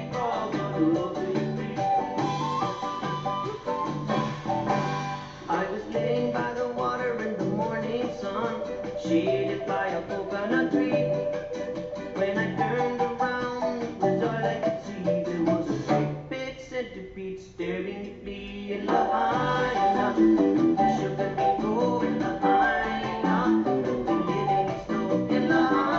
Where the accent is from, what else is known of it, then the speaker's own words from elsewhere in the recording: Boulder, Colorado, United States; now in Orlando, United States; Boulder, the town I was born in Colorado